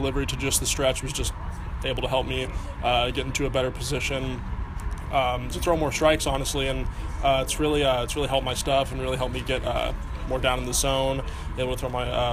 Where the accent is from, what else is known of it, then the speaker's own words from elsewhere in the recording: San Antonio, Texas, United States; growing up in San Antonio and being able to learn Spanish at an early age